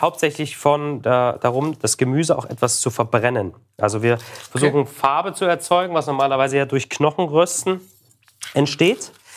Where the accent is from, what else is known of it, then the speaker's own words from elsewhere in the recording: the East, eastern Germany, Germany; Ich komme aus dem Osten, da wurde immer Lecho draus gemacht